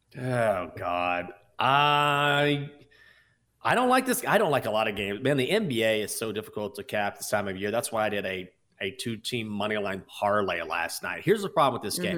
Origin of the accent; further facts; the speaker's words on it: Washington, District of Columbia, United States; the Washington Wizards, even though they are my hometown team